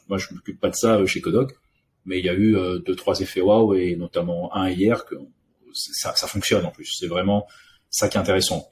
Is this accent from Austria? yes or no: no; Réunion; also born or lived in Paris; now in France; je suis né en France, mais j'ai grandi à l'île de la Réunion